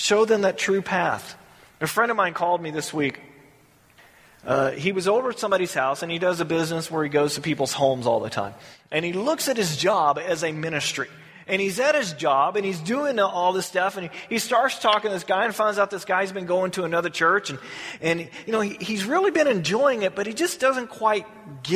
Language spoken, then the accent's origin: English; the South, United States; Growing up in the South